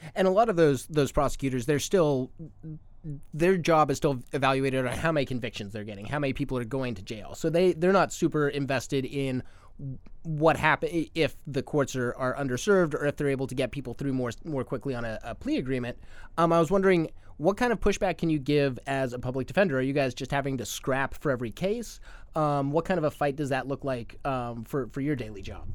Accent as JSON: {"language": "English", "region": "Arizona", "country": "United States", "moved": "yes", "said": "my home state of Arizona"}